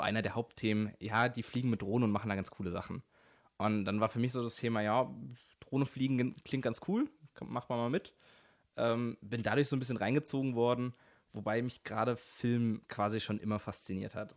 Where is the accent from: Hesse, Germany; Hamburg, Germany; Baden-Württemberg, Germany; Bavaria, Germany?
Baden-Württemberg, Germany; Mannheim area; Ich komme so aus der Ecke Mannheim, bisschen außerhalb